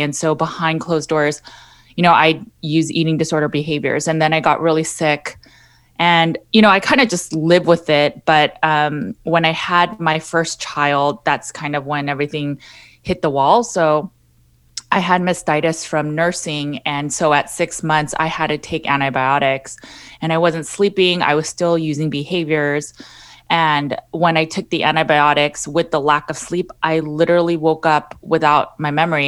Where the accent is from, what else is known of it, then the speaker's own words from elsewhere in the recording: Los Angeles, California, United States; I born and raised in Los Angeles, California